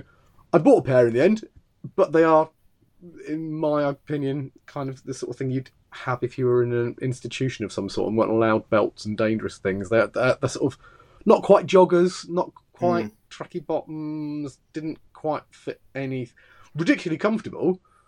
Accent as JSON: {"language": "English", "region": "England", "country": "United Kingdom", "said": "I'm the English contestant."}